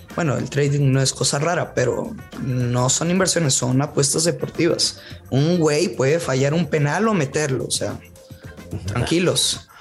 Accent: northern Mexico, Mexico; yo soy norteño

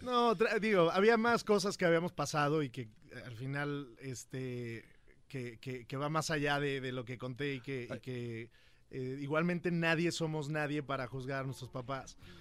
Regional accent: Huamantla, Tlaxcala, Mexico; Yo vengo de Tlaxcala, como lo hablábamos, de un pueblo pequeño que se llama Huamantla, y crecí ahí escuchando todas esas canciones

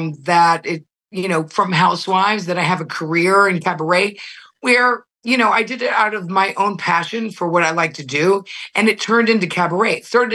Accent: Connecticut, United States; moved away as an adult; also born or lived in New York / Europe; I grew up in Connecticut, one of seven children. I'm a nurse.

